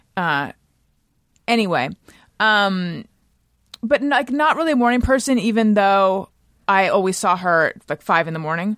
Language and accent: English; Orange County, California, United States; moved away as an adult; also born or lived in Oakland / New York City; now in Los Angeles, United States; I was from Orange County